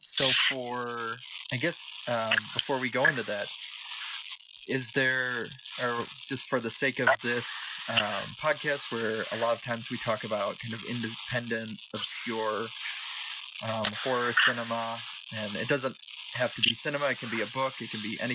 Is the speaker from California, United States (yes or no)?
no; Michigan, United States; I grew up, I'm from Michigan, so we had the Michigan Chillers